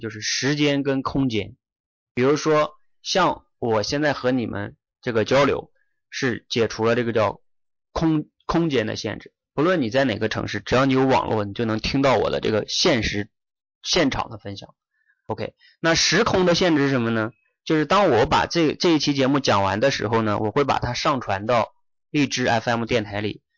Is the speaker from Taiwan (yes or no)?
no; China; 但是我们中国人的这个一个大教育理念就是期待我们不犯错